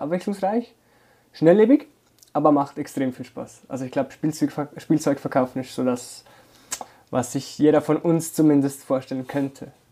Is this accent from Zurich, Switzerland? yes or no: yes; Zurich, Switzerland; bei uns in Zürich